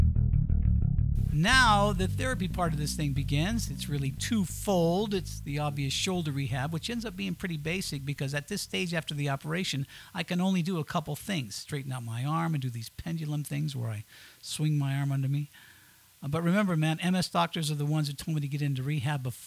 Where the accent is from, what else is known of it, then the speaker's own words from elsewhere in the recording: Southern Colorado, United States; moved away as an adult; also born or lived in Knoxville / Miami; I'm from Southern Colorado